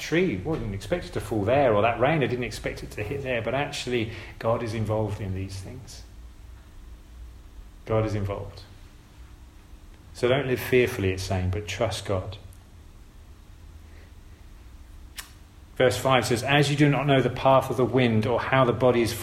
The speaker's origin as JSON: {"language": "English", "country": "United Kingdom", "said": "we're British"}